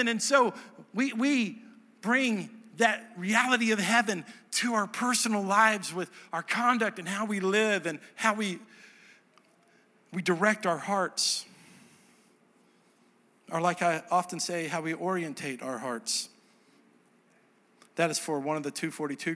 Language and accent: English; Dallas, Texas, United States; moved away as an adult; also born or lived in Nashville, Tennessee; now in Hendersonville, United States; I'm from Dallas